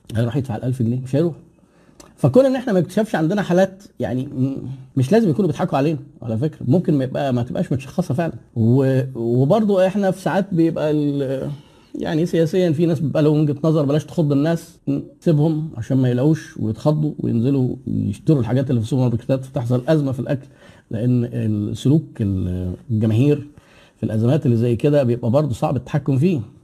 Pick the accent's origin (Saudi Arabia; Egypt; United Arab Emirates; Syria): Egypt; احنا عندنا في مصر